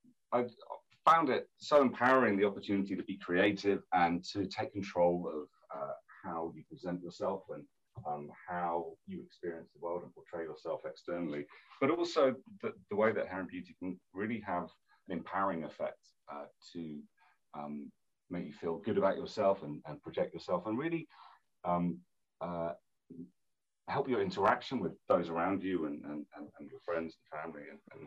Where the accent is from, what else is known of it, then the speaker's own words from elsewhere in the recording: Hong Kong; also born or lived in London; Look, my family's from New Zealand. I grew up in Hong Kong. I went to school and uni and worked in London for many years.